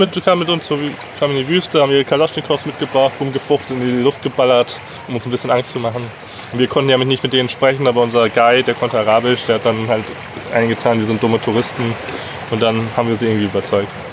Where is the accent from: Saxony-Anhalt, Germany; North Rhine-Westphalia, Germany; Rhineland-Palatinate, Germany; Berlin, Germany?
North Rhine-Westphalia, Germany; Herford; moved away as an adult; Ich habe schon noch relativ großen Bezug zu meiner Heimatstadt in Deutschland. Ich komme aus Herford in Ostwestfalen.